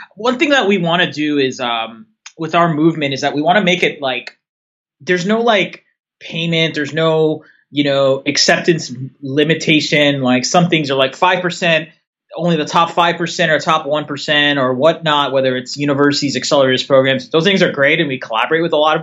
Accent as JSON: {"language": "English", "area": "the Bay Area", "region": "California", "country": "United States", "tie": "born or raised there", "said": "I'm a California born and raised entrepreneur"}